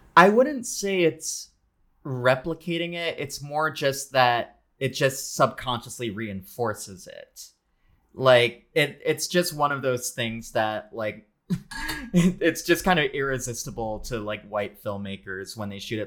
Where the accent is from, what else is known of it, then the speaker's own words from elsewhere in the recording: Philippines; as a Filipino person